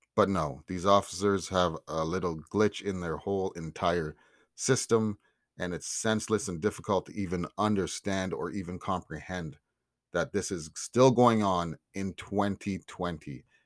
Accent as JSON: {"language": "English", "country": "Canada", "tie": "born or raised there", "said": "I'm Canadian. Black but I'm Canadian. Raised, love, and represent this country"}